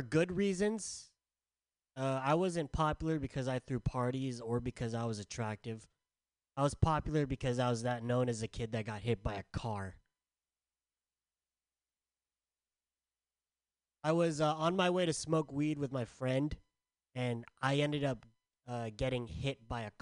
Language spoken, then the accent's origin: English; San Diego, California, United States; I'm from San Diego